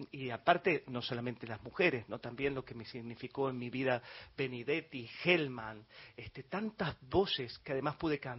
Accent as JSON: {"language": "Spanish", "region": "Galicia", "country": "Spain", "said": "Y no es por melancolía, que también como buen gallego lo soy"}